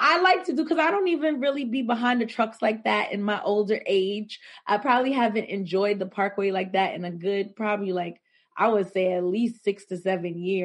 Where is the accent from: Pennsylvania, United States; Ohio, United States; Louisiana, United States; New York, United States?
New York, United States; New York City; a majority of my life spent in Crown Heights